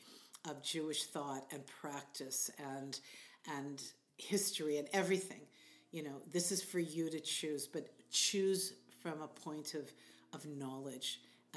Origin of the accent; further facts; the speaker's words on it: Canada; as a Canadian